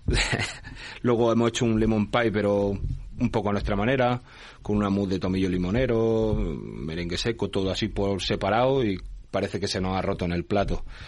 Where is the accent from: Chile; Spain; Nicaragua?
Spain; Granada, Andalusia; born or raised there; moved away